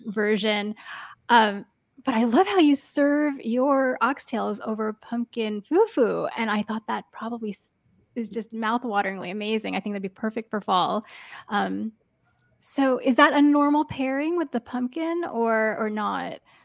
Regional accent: New York, United States; now in Bay Area, United States; I grew up in New York and then I moved to the Bay Area

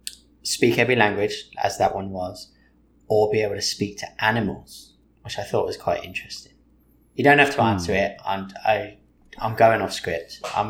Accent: England, United Kingdom; I'm English.

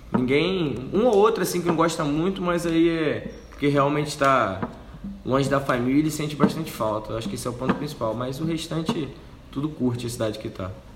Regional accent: Rio de Janeiro, Brazil; moved away as an adult; now in Anápolis, Brazil

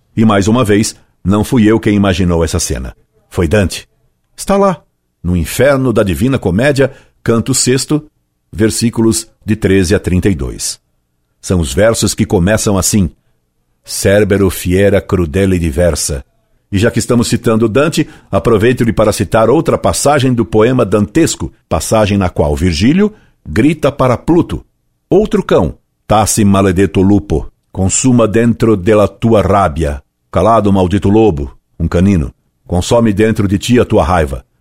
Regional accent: Cambuci neighbourhood, São Paulo, Brazil; bairro do Cambuci onde nasci

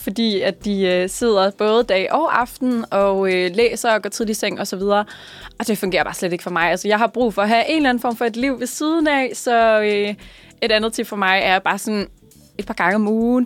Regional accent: Kokkedal, Capital Region of Denmark, Denmark; jeg er herfra. Jeg er fra Kokkedal, så det er en lille smule nord for København

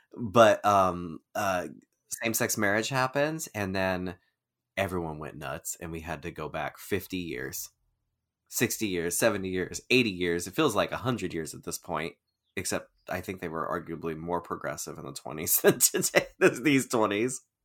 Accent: Keizer, Oregon, United States; Oregon. It's my hometown. It's where I'm from

